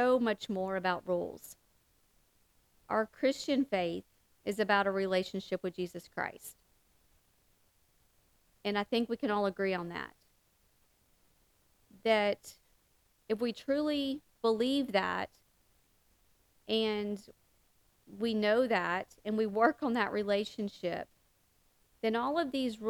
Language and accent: English; the South, United States; that good old Catholic guilt that our mamas used to talk about and that we talk about in the South